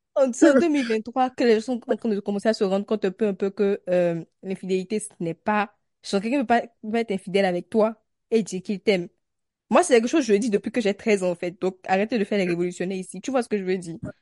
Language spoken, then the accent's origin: French; Benin; en tant que béninoise.